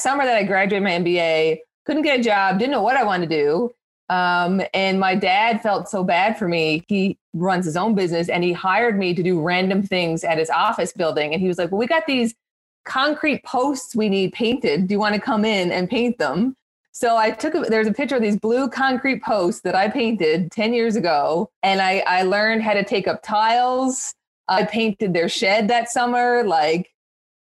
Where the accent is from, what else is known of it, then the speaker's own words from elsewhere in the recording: Newfoundland and Labrador, Canada; I'm also a Newfoundlander like Gina